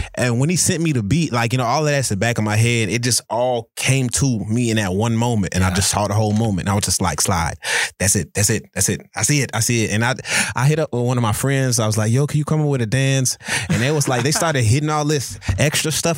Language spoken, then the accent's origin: English; New Orleans, Louisiana, United States; moved away; originally I'm from New Orleans